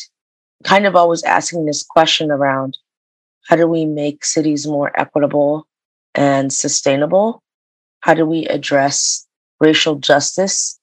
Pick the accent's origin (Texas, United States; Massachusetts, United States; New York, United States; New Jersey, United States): Massachusetts, United States; Boston; I grew up in Boston. I was born and raised in Boston